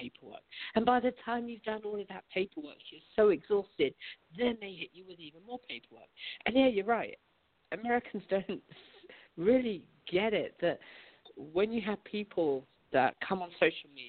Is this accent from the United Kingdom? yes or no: yes; United Kingdom; now in United States; I still love my culture, right? I love the history. I love the traditions that I grew up with, and I brought that with me